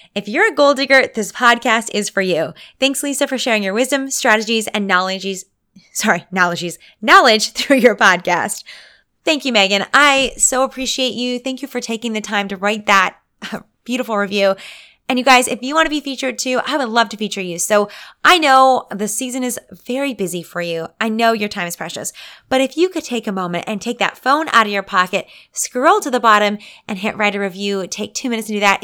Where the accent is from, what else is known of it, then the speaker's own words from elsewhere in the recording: Canada; I'm a Canadian